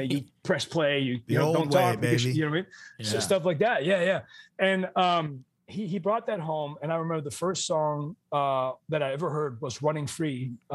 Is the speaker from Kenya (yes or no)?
no; Amsterdam, North Holland, Netherlands; moved away; I grew up in Amsterdam, the Netherlands